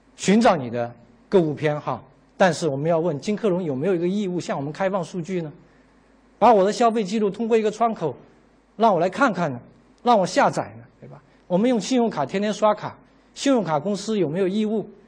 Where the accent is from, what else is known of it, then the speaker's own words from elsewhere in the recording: China; 我们中国人，啊，我们是个差不多先生